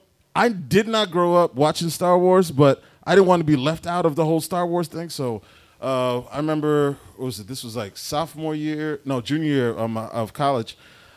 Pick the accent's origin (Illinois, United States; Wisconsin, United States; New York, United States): New York, United States; New York City; I'm born and raised in Brooklyn.